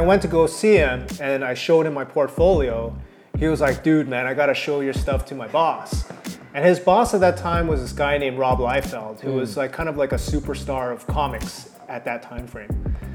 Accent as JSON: {"language": "English", "town": "Toronto", "region": "Ontario", "country": "Canada", "tie": "born or raised there", "also_born_or_lived": "California", "moved": "as an adult", "said": "Toronto will always be my hometown"}